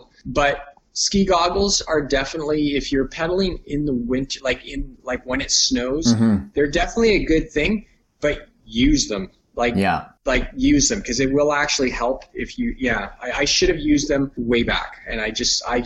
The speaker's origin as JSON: {"language": "English", "town": "Hamilton", "region": "Ontario", "country": "Canada", "said": "I'm from Hamilton area, so I have people in Hamilton"}